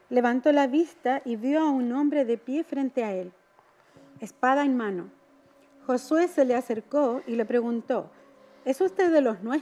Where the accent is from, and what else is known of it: Chile